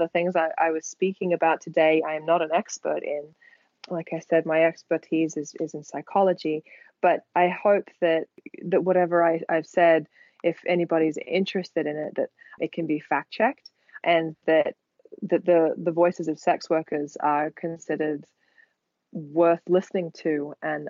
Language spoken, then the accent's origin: English; Australia; now in California, United States; I am foreign. I am Australian